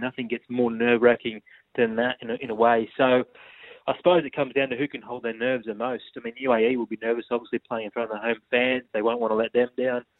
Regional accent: Australia

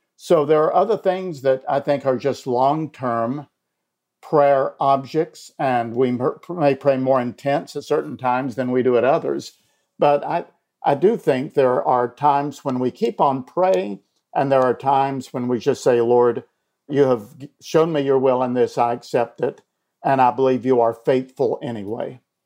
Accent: Elizabethton, Tennessee, United States; moved away as an adult; also born or lived in Illinois; my hometown of Elizabethton

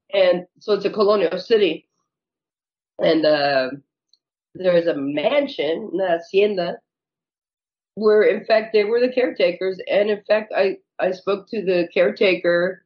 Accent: California, United States; moved away as an adult; now in Phoenix, United States; I was born in California. My father had a bakery. My grandfather had a bakery. And I moved to Phoenix about 26 years ago

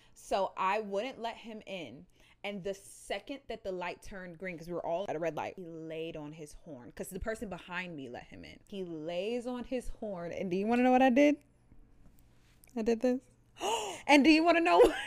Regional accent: Ohio, United States; I'm from Ohio.

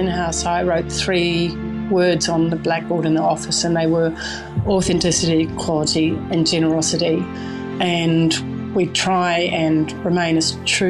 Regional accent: New Zealand; because I'm a New Zealander, we would go and dig for tours, and that would be one of the weekly meals as well.

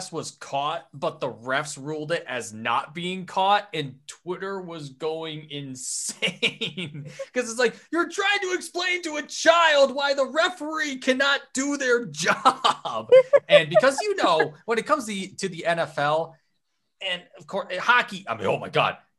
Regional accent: United States; growing up in the States, my high school was a bit of an enigma

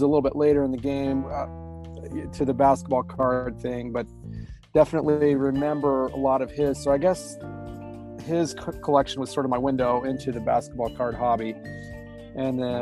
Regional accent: Boise, Idaho, United States; I live in basically a suburb of Boise, so I'm still basically in my hometown

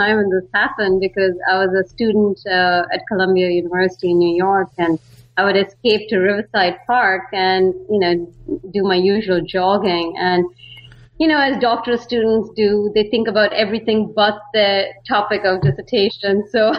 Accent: Bangalore, Karnataka, India; now in San Francisco, United States; I'm from India. I mean, particularly Bangalore. A lot of people know it as the Silicon Valley of India. And so I grew up there and moved to San Francisco

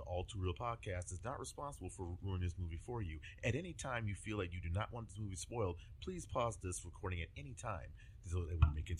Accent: Louisiana, United States; moved away; I'm from Louisiana originally

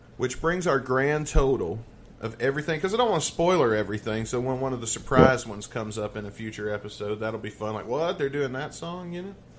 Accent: the South, United States; I'm from the South

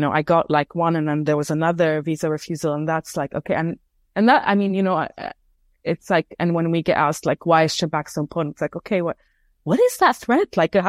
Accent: Beirut, Beirut Governorate, Lebanon; I grew up in Beirut, in Lebanon, and we look to the West for knowledge.

